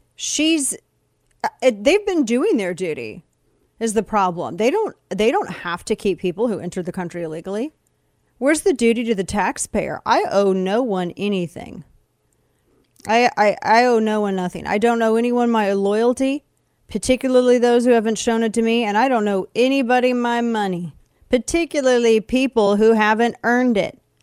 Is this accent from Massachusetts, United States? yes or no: no; Show Me State, Missouri, United States; moved away; I'm from the Show Me State originally